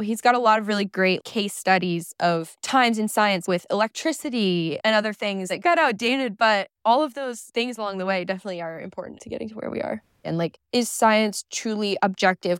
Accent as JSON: {"language": "English", "region": "Michigan", "country": "United States", "tie": "born or raised there", "said": "I grew up in Michigan"}